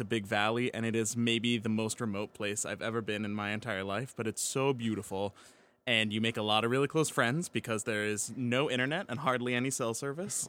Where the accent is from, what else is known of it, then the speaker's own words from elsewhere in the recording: Pittsburgh, Pennsylvania, United States; moved away; proud of my hometown team